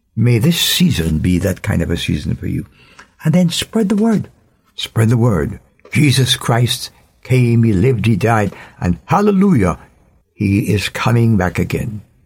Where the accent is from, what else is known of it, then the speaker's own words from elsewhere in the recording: Jamaica; As a Jamaican